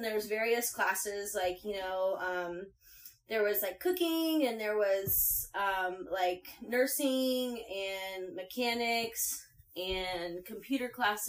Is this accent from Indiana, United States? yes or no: yes; Floyds Knobs, Indiana, United States; moved away; I'm from Indiana. It's called Boyd's Knobs, Indiana. It's southern Indiana.